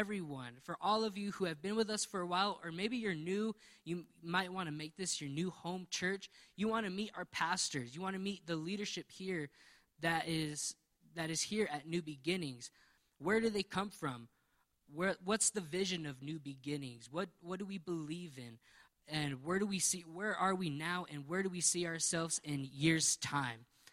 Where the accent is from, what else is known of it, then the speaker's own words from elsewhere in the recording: New Mexico, United States; we're from New Mexico, we know that our state needs some prayer